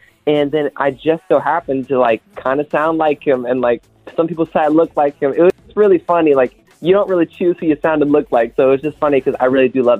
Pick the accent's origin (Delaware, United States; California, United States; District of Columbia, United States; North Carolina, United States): North Carolina, United States; moved away as an adult; now in Nashville, United States; just moved to Nashville. I grew up in North Carolina, which is like, I grew up in North Carolina and I just moved to Nashville for music and all that. So I am, ever since the pandemic hit, I've been living in Nashville.